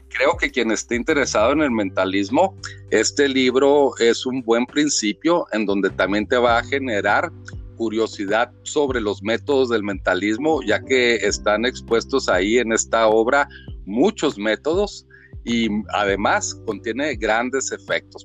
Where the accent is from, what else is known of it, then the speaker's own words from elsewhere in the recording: Chihuahua, Mexico; aquí en mi tierra, Chihuahua, aquí con la familia, en la casa